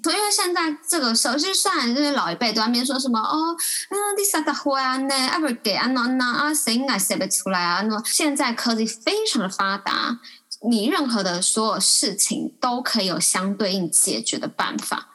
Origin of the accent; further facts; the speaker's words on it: Taipei, Taiwan; 土生土长的台北人